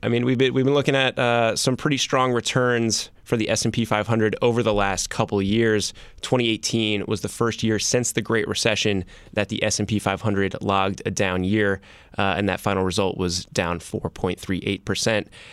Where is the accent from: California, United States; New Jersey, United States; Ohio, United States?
New Jersey, United States; I'm from New Jersey.